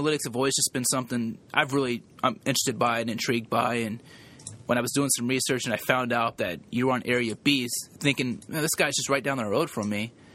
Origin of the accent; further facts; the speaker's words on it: Oklahoma, United States; moved away; I'm originally from Oklahoma